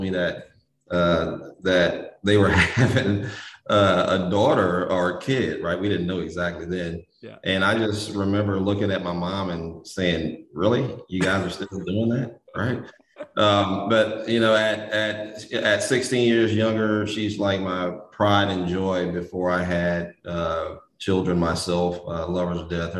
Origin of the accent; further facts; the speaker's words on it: Sterlington, Louisiana, United States; also born or lived in Monroe, Louisiana; I grew up in a little suburb north of that, Sterlington, Louisiana